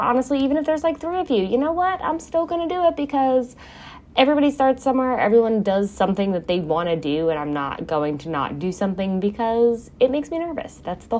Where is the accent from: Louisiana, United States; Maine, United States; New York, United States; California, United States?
New York, United States; also born or lived in Florida; now in South Jersey, United States; I am in South Jersey. I am not from here. I am not from the armpit. I am from New York. I've lived in Florida. I've lived in downstate New York, upstate New York, South Jersey, on and off.